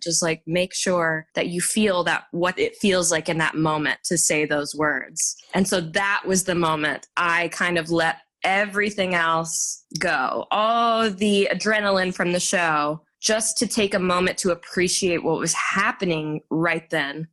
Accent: Garland, Texas, United States; also born or lived in Dallas, Texas; I was born in Dallas, Texas, but I grew up in a suburb called Garland, Texas

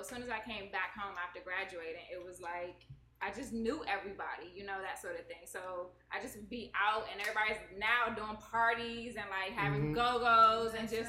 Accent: Washington, District of Columbia, United States; I'm from D.C.

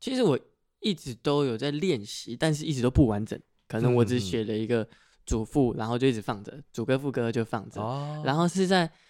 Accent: Miaoli, Miaoli County, Taiwan; first language Hakka; 因为它就是我从小到大生长环境会讲的话。它就是我很自然会蹦出来的客家话

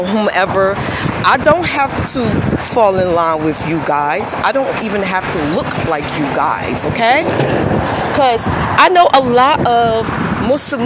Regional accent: United States; I am Black American

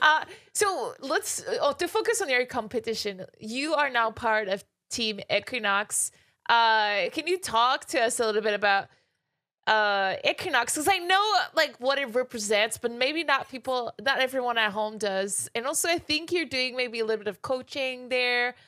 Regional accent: Quebec, Canada; I'm from Quebec

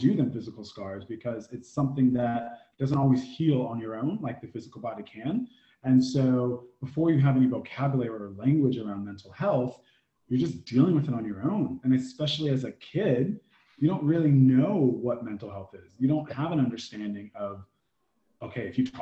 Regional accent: United States; I'm from the indigenous lands of the Native Americans, also known as the US of A. So I grew up in a very military suburban town

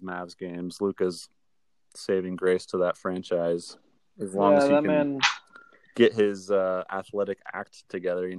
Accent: Fort Worth, Texas, United States; I grew up in Fort Worth, which is pretty close to Dallas

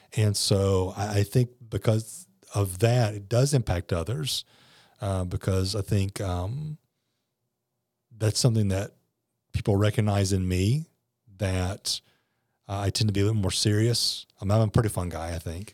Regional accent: South Louisiana, United States; also born or lived in New Orleans; growing up in South Louisiana, Hurricanes were just a part of life.

